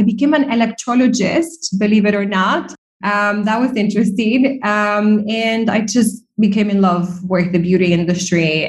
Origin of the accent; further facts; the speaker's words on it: Argentina; also born or lived in New York / Dublin, Ireland; now in Dubai, United Arab Emirates; I'm originally from Argentina